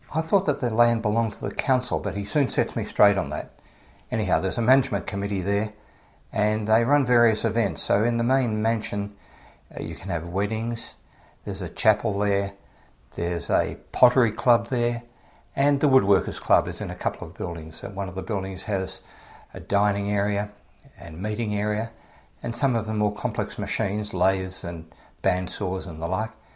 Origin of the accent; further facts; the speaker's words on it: Australia; accent: Australian; my Australian accent